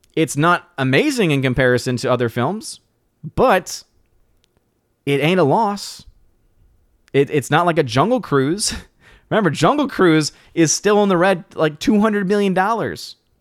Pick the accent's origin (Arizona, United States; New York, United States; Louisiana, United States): Louisiana, United States; New Orleans; moved away; back in my hometown, New Orleans